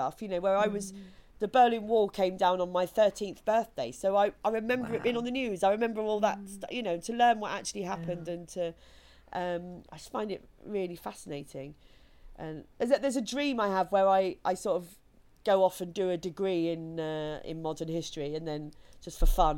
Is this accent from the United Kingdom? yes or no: yes; Kent, South East England, United Kingdom; I grew up in Kent where they still have the 11 plus